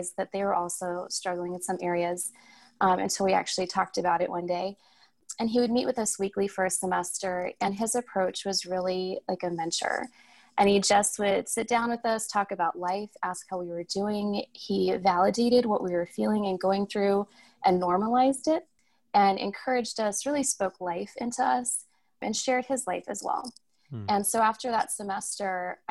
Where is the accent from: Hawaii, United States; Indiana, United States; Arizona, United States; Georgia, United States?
Arizona, United States; Tucson; I was born and raised in Tucson